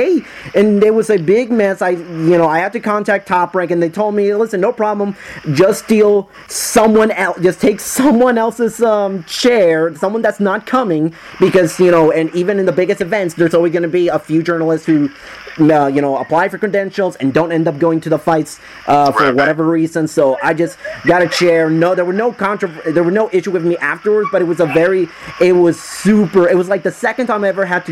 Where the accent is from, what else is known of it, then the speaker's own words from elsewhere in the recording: Puerto Rico; I'm from Puerto Rico, and we don't have Five Guys over there in Puerto Rico